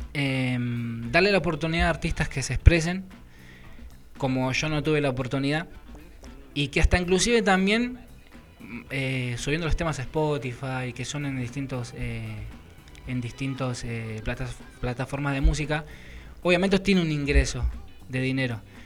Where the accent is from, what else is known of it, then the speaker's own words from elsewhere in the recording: José Mármol, Buenos Aires Province, Argentina; mi barrio natal, digamos, es Mármol, José Mármol